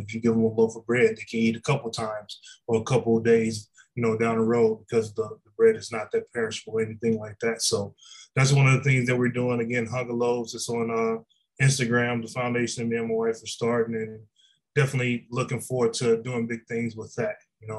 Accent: Detroit, Michigan, United States; also born or lived in Louisiana; when I was a kid, you know, growing up in Detroit and Louisiana, you know, just we used to just eat light bread, white bread, you know, as a kid

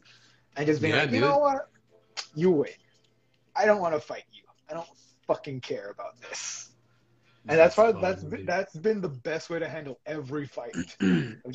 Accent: El Monte, California, United States; I grew up in Almonte.

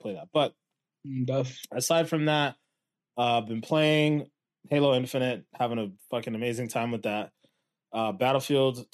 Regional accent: New Britain, Connecticut, United States; we grew up in New Britain

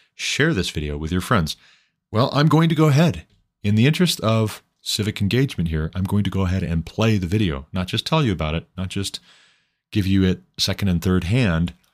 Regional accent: Montana, United States; my home state of Montana

